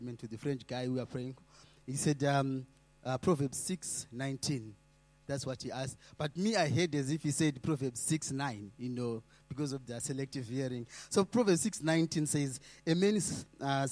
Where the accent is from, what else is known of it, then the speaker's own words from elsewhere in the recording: Zimbabwe; moved away; I'm coming from Zimbabwe.